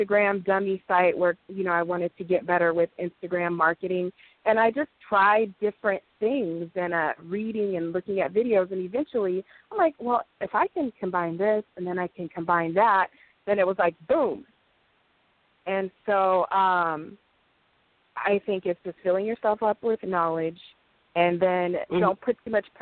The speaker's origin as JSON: {"language": "English", "town": "Los Angeles", "region": "California", "country": "United States", "said": "I'm from Los Angeles, California, and I have a small publishing company"}